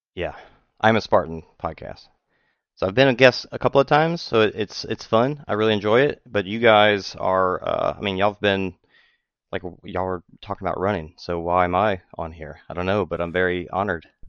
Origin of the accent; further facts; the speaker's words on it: just north of New Orleans, Louisiana, United States; moved away as an adult; now in Texas, United States; grew up just north of New Orleans and moved to Texas after I got uh, when I got married